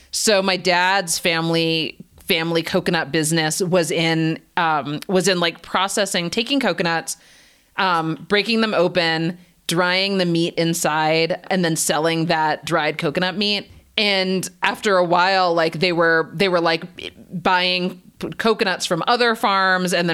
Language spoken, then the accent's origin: English; Canada; also born or lived in United States; I was not born and raised in India. I was born in Canada and raised there and in the US.